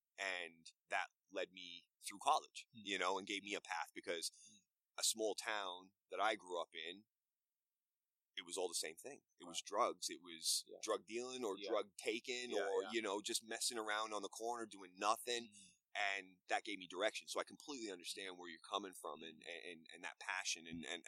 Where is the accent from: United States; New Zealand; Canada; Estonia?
Canada; I grew up in a single parent household. It was me, my mom, my sister. Mm. You know, I grew up in Canada